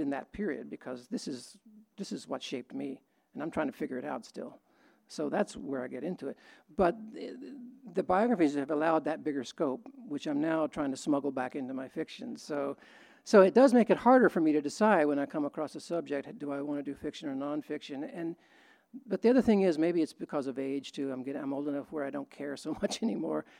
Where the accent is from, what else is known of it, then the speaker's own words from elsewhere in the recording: West Texas, United States; I grew up in West Texas, where where macho behavior and bullying was the norm.